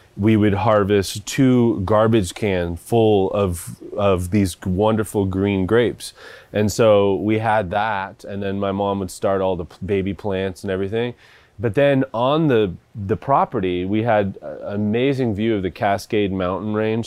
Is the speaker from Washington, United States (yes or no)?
yes; Seattle, Washington, United States; where I grew up in Washington, and we lived on two and a half acres